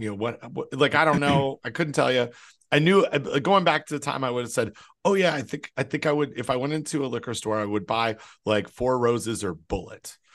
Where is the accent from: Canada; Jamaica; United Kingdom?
Canada; when I was growing up in Canada